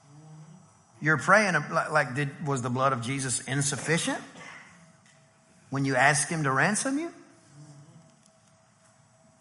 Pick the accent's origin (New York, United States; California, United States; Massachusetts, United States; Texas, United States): Texas, United States; East; I'm from East Texas